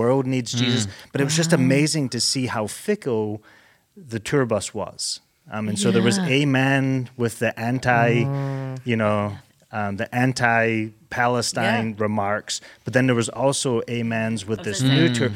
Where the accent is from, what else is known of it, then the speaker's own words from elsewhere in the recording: Scotland, United Kingdom; now in United States; I'm Scottish, but I am an American citizen at this point